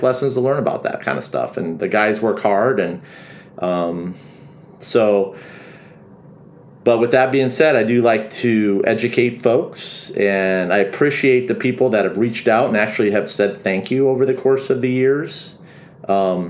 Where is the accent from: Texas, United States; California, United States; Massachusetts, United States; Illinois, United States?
Illinois, United States; also born or lived in Minnesota; now in Florida Keys, United States; I'm a redneck from Illinois